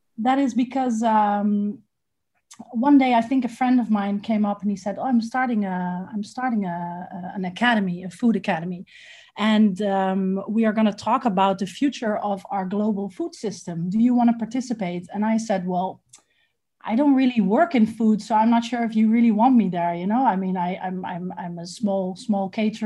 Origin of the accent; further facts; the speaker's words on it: Amsterdam, North Holland, Netherlands; moved away as an adult; also born or lived in Lebanon; now in Ghana; I am originally from Holland, from Amsterdam